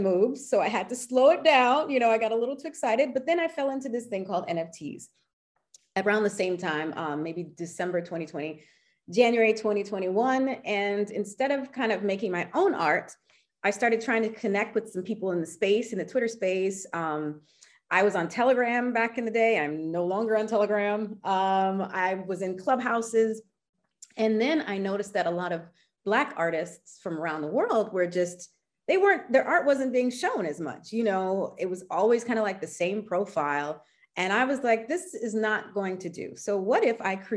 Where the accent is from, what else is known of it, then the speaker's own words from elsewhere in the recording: United States; moved away as an adult; now in Paris, France; I am American and French. I moved to Paris back in 2000